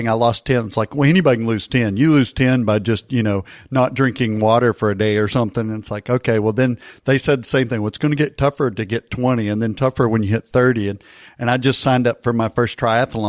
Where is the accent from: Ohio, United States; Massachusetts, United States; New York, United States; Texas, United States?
Texas, United States; near Dallas; I grew up near Dallas and I remember going to Maverick games